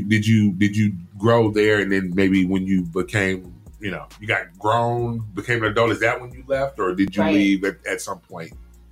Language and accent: English; Chicago, Illinois, United States; moved away as an adult; now in Georgia, United States; I'm from Chicago. And when I left Chicago at 18 and came to Georgia, it was an immediate culture shock to me.